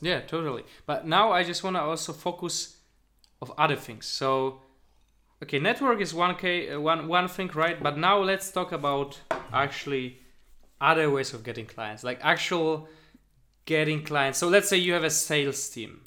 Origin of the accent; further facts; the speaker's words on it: Poland; moved away as an adult; now in Berlin, Germany; I come from Poland